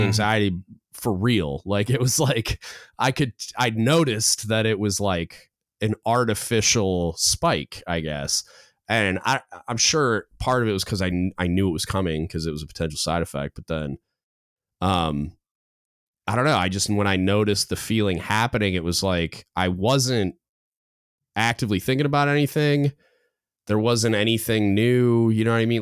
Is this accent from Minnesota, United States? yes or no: no; Michigan, United States; moved away; I grew up in Michigan, so like when I go home, my dad watches like old westerns